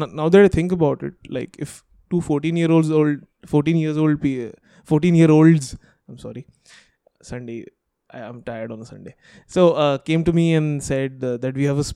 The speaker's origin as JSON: {"language": "English", "town": "Hyderabad", "region": "Telangana", "country": "India", "tie": "born or raised there", "said": "we grew up in Hyderabad"}